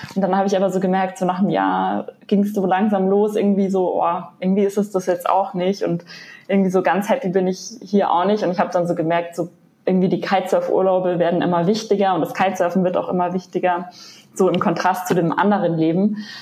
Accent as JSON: {"language": "German", "town": "Munich", "region": "Bavaria", "country": "Germany", "said": "ich komme ja aus München, bin also eher in den Bergen"}